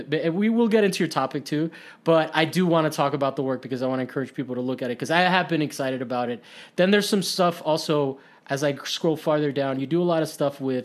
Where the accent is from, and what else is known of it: Miami, Florida, United States; now in Los Angeles, United States